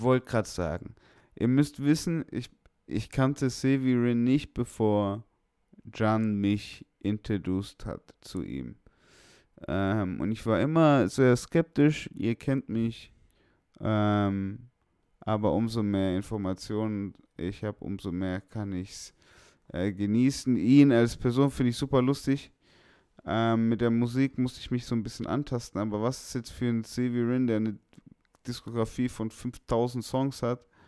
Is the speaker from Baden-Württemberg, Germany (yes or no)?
yes; Stuttgart, Baden-Württemberg, Germany; bei uns damals in Feuerbach in der Hood